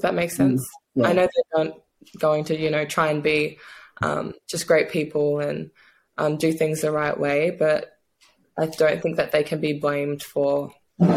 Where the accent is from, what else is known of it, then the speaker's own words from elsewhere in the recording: Australia; moved away as an adult; also born or lived in New Zealand / Seattle; now in Hungary; growing up in Australia